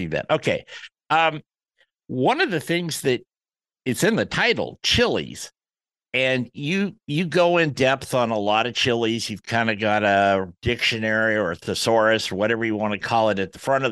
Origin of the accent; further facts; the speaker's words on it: the Northwest, Pacific Northwest, United States; I come from the Northwest